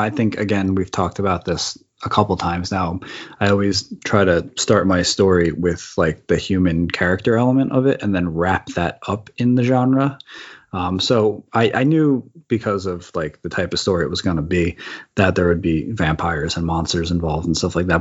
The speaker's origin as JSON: {"language": "English", "region": "East Coast", "country": "United States", "moved": "yes", "lives_now": "California, United States", "said": "I'm originally from the East Coast, and now I'm in California"}